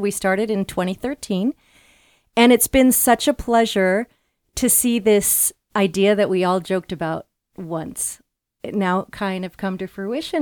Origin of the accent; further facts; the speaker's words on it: Los Angeles, California, United States; also born or lived in Latin America / Europe; now in Chicago, United States; I'm actually from Los Angeles, California.